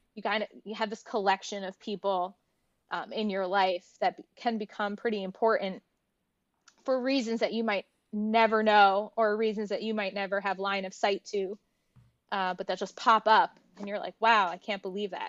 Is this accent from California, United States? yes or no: no; New Jersey, United States; also born or lived in Newark, New Jersey; the first six years of my life, I grew up in Newark, New Jersey.